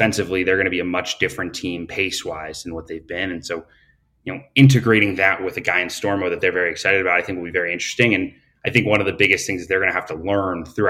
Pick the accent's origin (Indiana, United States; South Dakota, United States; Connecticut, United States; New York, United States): New York, United States; Capital Region; I grew up in the Capital Region